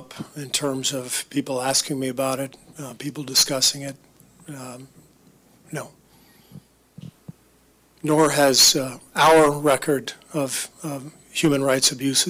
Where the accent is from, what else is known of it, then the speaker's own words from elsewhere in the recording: United States; my right as an American